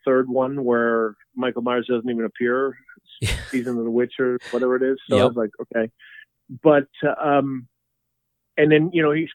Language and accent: English; Saskatchewan, Canada; moved away; I grew up in Canada, right? I grew up in Saskatchewan where, you know, 40 below